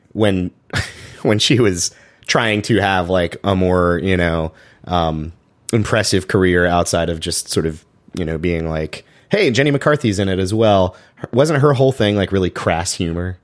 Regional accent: Chapel Hill, North Carolina, United States; I grew up in Chapel Hill, so that's about an hour away from Greensboro

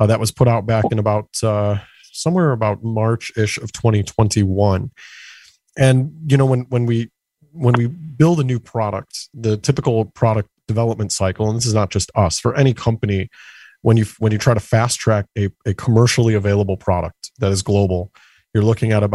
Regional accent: Chicago, Illinois, United States; I'm born and raised in Chicago, so never left

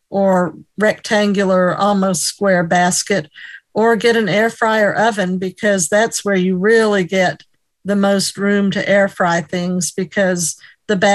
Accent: New York, United States; I'm from New York State.

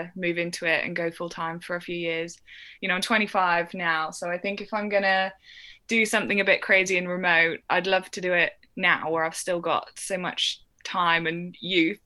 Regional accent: Shropshire, West Midlands, United Kingdom; I grew up in Shropshire, but right on the Welsh border

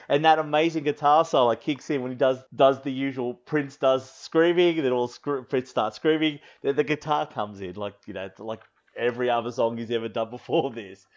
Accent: Australia; born or raised there

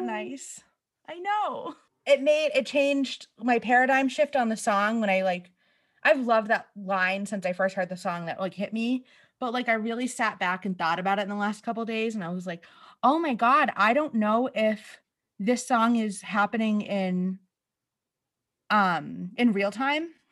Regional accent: New England, United States; now in Boston, United States; we're from New England. I live in Boston. We've grown up going to Boston, like, eh, you know, you're only an hour away

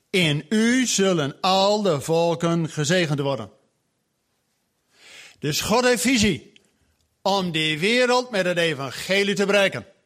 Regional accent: Groningen, Netherlands; now in Zwolle, Netherlands; Ik woon in Zwolle, maar ik kom uit Groningen. Echt uit de klei.

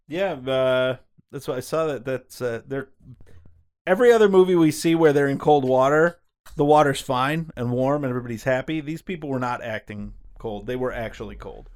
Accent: Michigan, United States; We are from Michigan

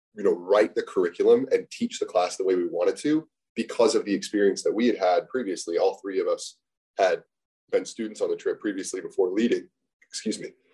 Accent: United States; growing up in the States

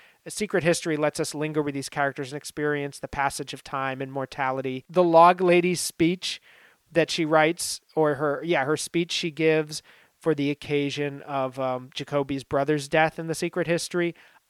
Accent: New Hampshire, United States; I grew up in New Hampshire, not like small kind of, I was more near the seacoast, so it's a little bit different area

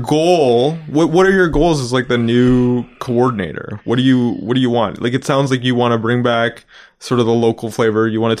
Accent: Vancouver, British Columbia, Canada; moved away; I'm from Vancouver.

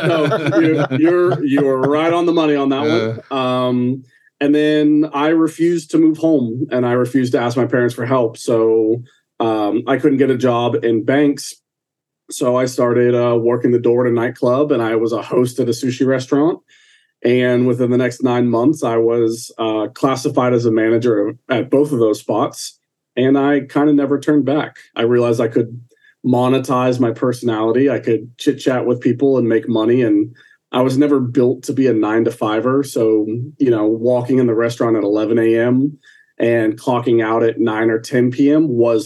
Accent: Orlando, Florida, United States; I'm an Orlando boy.

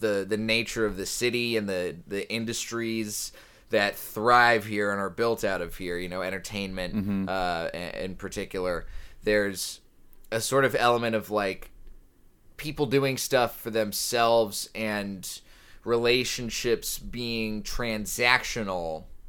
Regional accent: the South, United States; Like, growing up in the South, you know, for all of its flaws, the South does have a lot of camaraderie.

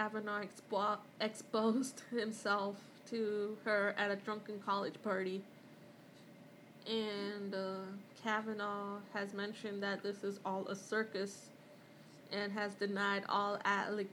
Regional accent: Mumbai, Maharashtra, India; moved away; I grew up in Mumbai

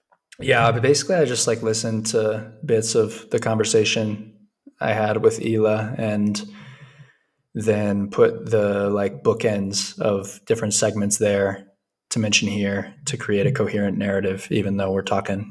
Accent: Vilcabamba, Loja, Ecuador; I'm from Vilcabamba. Nice to meet you.

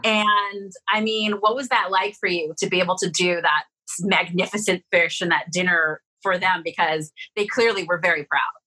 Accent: San Francisco, California, United States; now in Las Vegas, United States; I'm from San Francisco

